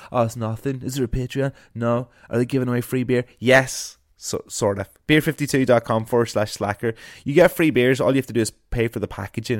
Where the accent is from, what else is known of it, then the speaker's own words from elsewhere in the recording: Ireland; I am an Irish broadcaster